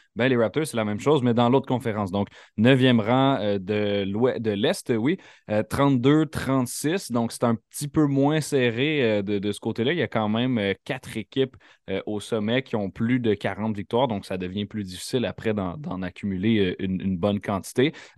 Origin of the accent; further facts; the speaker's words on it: near Montreal, Quebec, Canada; J'ai grandi près de Montréal.